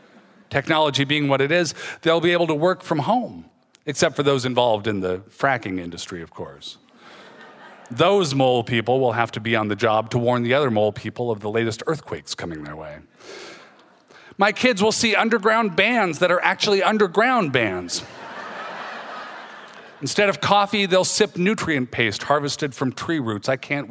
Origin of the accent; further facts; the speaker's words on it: Federal Way, Washington, United States; moved away as an adult; also born or lived in Seattle; now in St. Paul, United States; my parents lived in Seattle, right there in the city, but then they moved to Federal Way, which is a suburb 20 miles south, and that's where I grew up.